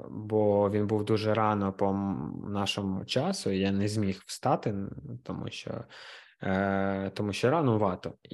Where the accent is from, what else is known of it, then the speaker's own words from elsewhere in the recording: Kharkiv, Kharkiv Oblast, Ukraine; Я з Харкова взагалі.